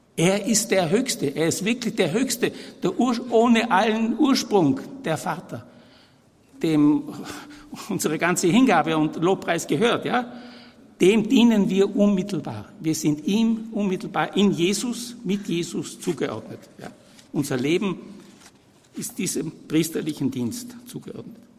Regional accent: Vienna, Austria; also born or lived in Vorarlberg / Innsbruck / Brixen; Ich bin 1940 geboren in Wien, äh, aber der Abstammung nach voll Tiroler, Südtiroler

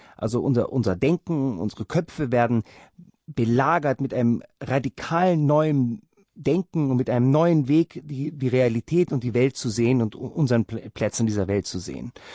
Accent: Rhineland, Germany; meine Kindheit war im Rheinland

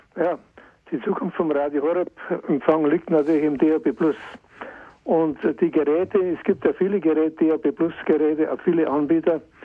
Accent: Bad Aibling, Bavaria, Germany; zur Ausfahrt Bad Aibling, in meiner Heimat

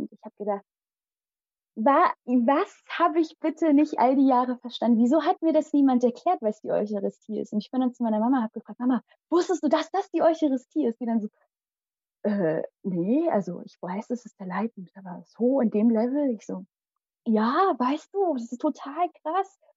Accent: Kerala, India; first language Malayalam; German is a second language; das ist unsere, also meine Muttersprache, die Sprache in Kerala.

